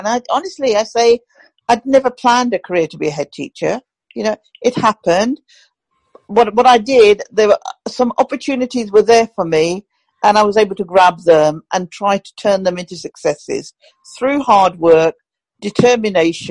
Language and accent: English; Pakistan; now in United Kingdom; I still call it my home country because that's my country of birth